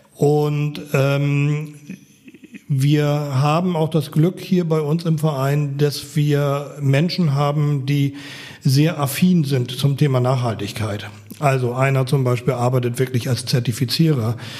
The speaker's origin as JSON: {"language": "German", "town": "Apen", "region": "Lower Saxony", "country": "Germany", "tie": "born or raised there", "moved": "yes", "lives_now": "Berlin, Germany", "said": "beim TSV Apen sind, wo ich groß geworden bin in Nordniedersachsen, auf dem Land"}